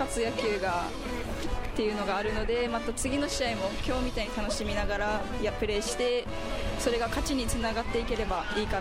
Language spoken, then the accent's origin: Japanese; Chatan, Okinawa, Japan; 北谷出身です自分は北玉小学校で加え中です